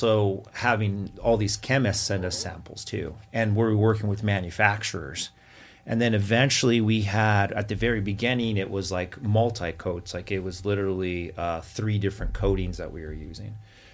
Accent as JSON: {"language": "English", "town": "Santa Fe", "region": "New Mexico", "country": "United States", "tie": "born or raised there", "moved": "yes", "said": "We grew up in New Mexico around the Santa Fe area."}